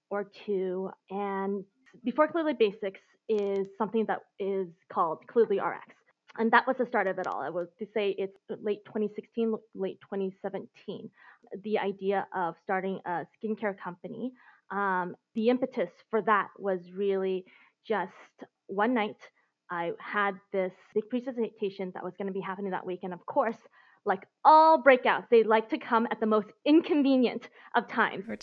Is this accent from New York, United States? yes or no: no; Seattle, Washington, United States; moved away as an adult; also born or lived in Beijing / Hong Kong / Taiwan / Singapore; I've been abroad for the last 15 years and I recently just moved back to the US. So before that, after growing up in Seattle, um, going to school there, going to college there, I moved to Asia. So I've been uh, living in Beijing, Hong Kong, Taiwan, and Singapore